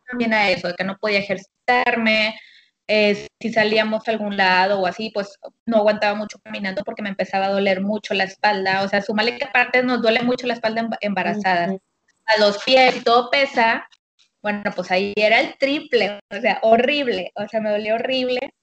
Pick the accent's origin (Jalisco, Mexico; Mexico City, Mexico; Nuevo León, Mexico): Nuevo León, Mexico; Monterrey; soy de aquí de Monterrey, Nuevo León